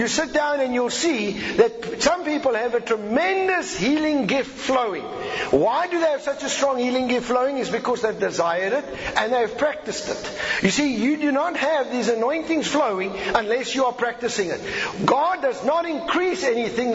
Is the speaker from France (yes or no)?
no; South Africa